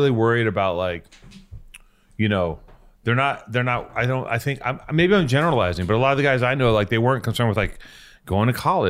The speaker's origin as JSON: {"language": "English", "town": "Venice", "region": "California", "country": "United States", "tie": "born or raised there", "said": "I grew up in Venice, and I wish I would have surfed."}